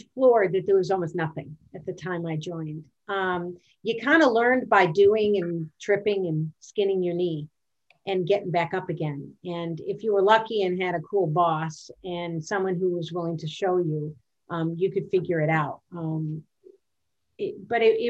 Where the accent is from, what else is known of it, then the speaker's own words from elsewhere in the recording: Midwest, United States; moved away as an adult; also born or lived in Washington, D.C.; I was originally from the Midwest